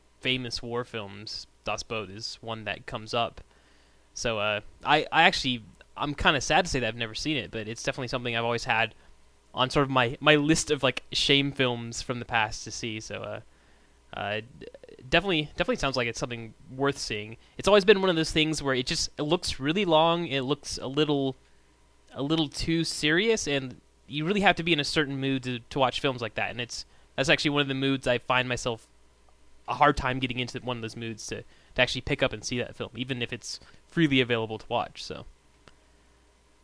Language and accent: English; United States; As an American